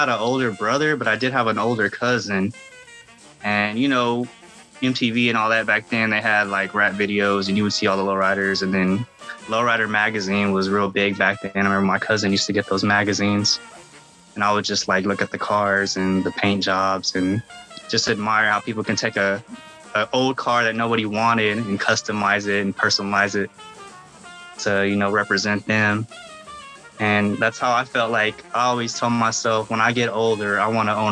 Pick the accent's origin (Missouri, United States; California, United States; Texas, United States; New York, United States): Texas, United States; I'm from Texas